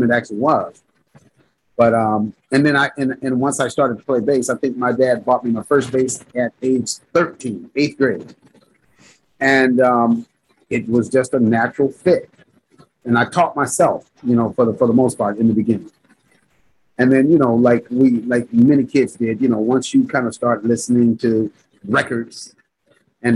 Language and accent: English; Gardena, California, United States; I grew up in the Gardena South Bay area